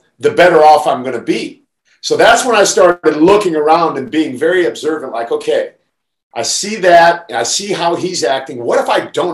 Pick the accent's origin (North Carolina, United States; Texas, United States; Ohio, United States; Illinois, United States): Ohio, United States; Canton; moved away; I grew up in Canton, Ohio